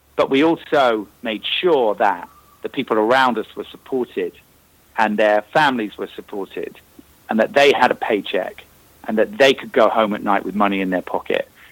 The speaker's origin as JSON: {"language": "English", "region": "Northern Ireland", "country": "United Kingdom", "moved": "yes", "said": "because we're both from Northern Ireland"}